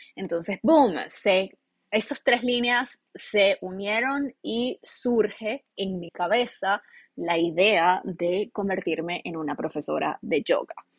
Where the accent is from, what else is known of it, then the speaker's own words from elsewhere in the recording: Venezuela; moved away as an adult; now in United States; En realidad yo no quería estar en mi país